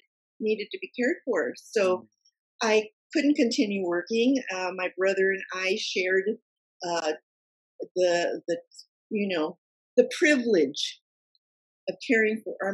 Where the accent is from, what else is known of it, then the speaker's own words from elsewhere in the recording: Silicon Valley, California, United States; I grew up in Silicon Valley and worked all my life in Silicon Valley in high tech.